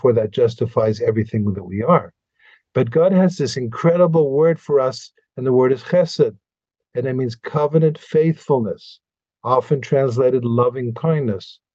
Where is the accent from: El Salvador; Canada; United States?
Canada; Montreal, Quebec; now in Israel; you and I were raised in Montreal